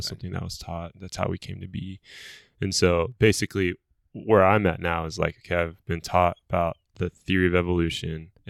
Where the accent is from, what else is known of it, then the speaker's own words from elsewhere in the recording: Egypt; also born or lived in Lebanon; I'm fully Egyptian. I was born in Lebanon.